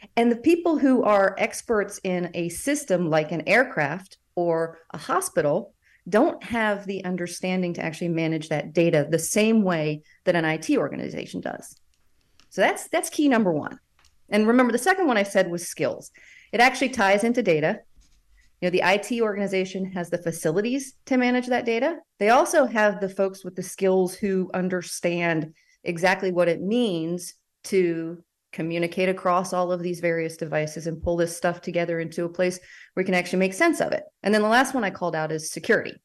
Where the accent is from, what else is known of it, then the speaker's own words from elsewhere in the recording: United States; as an American